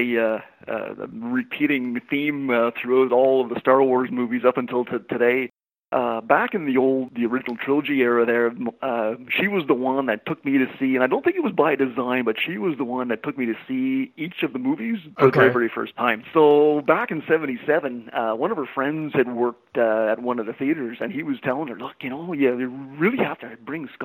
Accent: Ottawa, Ontario, Canada; I was born and raised in Ottawa, Ontario, Canada

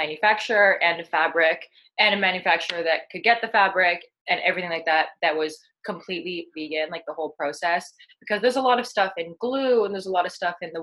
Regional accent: Ottawa, Ontario, Canada; moved away as an adult; now in British Columbia, Canada; I was born and raised in Ottawa, Ontario

